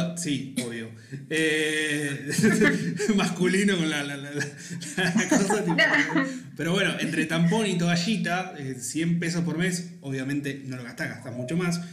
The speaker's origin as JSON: {"language": "Spanish", "country": "Argentina", "said": "tenemos los argentinos"}